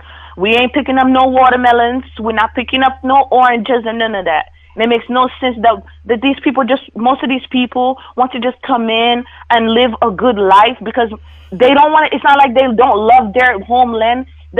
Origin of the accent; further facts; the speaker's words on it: Haiti; I'm an immigrant. I come from Haiti or whatever, you know what I'm saying?